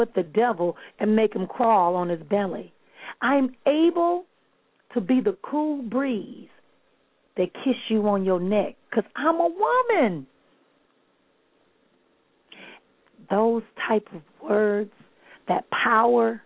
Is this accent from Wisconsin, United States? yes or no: yes; Milwaukee, Wisconsin, United States; moved away; Milwaukee, Wisconsin, my hometown